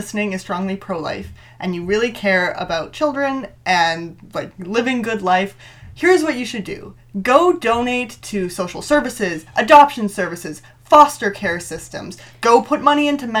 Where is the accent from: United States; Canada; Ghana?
Canada; Ontario; I'm from Ontario, and so it impacts a lot of my friends and my family